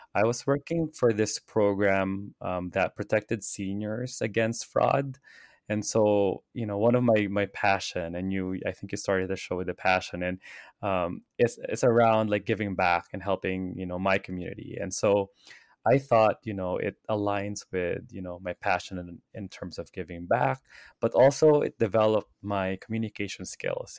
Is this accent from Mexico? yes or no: no; Philippines; now in Los Angeles, United States; I grew up in the Philippines